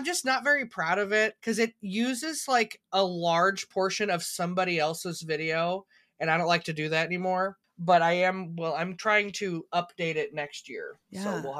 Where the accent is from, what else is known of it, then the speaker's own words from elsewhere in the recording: Missouri, United States; Well, I remember I knew about IHOP before I started the channel because we're from Central Missouri.